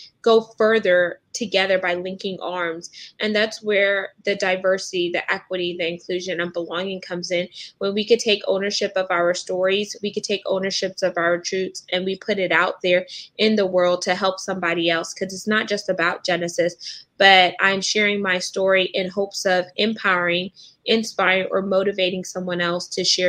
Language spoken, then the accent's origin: English; United States; growing up in America and being an American here